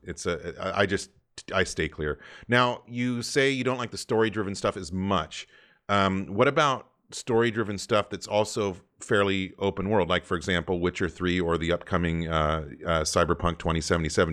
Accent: Santa Cruz, California, United States; also born or lived in Colorado / San Diego, California; growing up in Santa Cruz, California, I was a total surfer as well

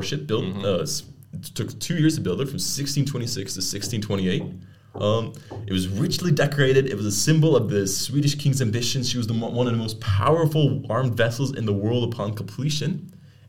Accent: Canada; moved away; also born or lived in Leiden; as a Canadian

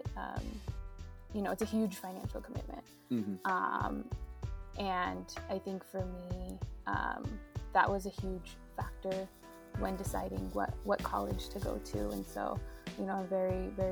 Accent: Lancaster, California, United States; I'm tuning in from Lancaster, California, which is in Southern California

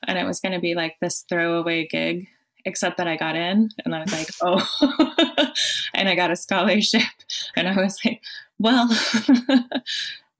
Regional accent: Colorado, United States; moved away as an adult; also born or lived in France / Bay Area; now in San Francisco Bay Area, United States; Colorado, my home state

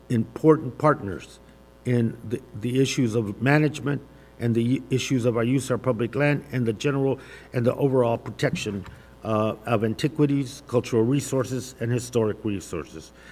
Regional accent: Arizona, United States; in my home state of uh, in my home in southern Arizona.

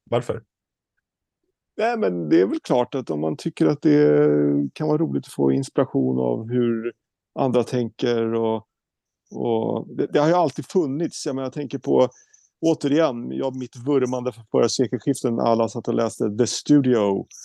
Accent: Norrköping, Östergötland, Sweden; born there; Eh, jag är född i Norrköping, men eh, jag kan ingenting i Norrköping

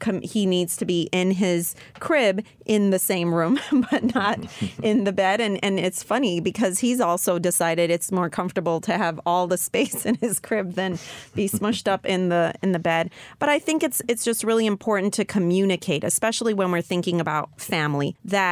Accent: U.S. Virgin Islands; I grew up in St. Croix, Virgin Islands

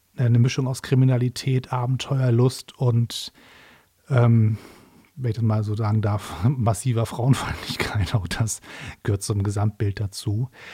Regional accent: Hamburg, Germany; in Hamburg, also meiner Heimatstadt

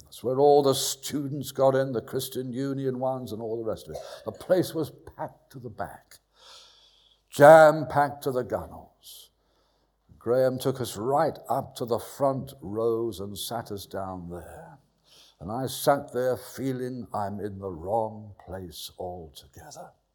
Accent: London, United Kingdom; moved away as an adult; also born or lived in Bristol / Burnham-on-Sea; Southwest London. Went to school near Wimbledon.

